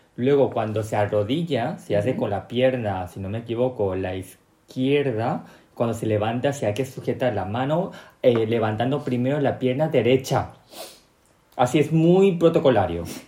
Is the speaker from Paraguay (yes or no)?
yes; Paraguay; born or raised there; also born or lived in South Korea (ancestry)